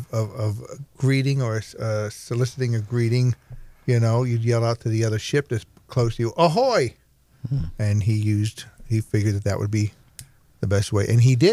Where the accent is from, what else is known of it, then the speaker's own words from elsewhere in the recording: Scotland, United Kingdom; And I'm Scottish.